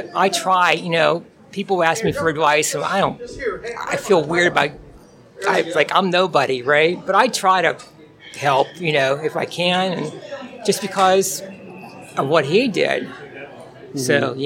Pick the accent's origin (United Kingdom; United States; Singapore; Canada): United States; Pittsburgh, Pennsylvania; I'm from Pittsburgh